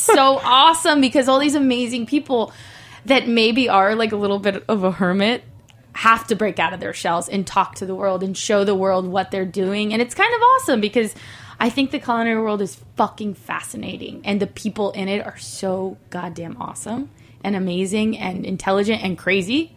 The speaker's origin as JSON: {"language": "English", "country": "Mexico", "moved": "yes", "lives_now": "Los Angeles, United States", "said": "I'm from Mexico."}